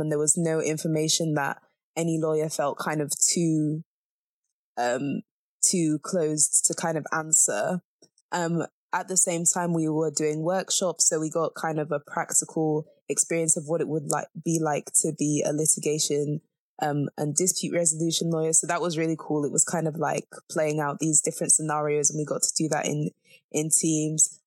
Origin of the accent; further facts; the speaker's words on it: Zambia; moved away; I'm from Zambia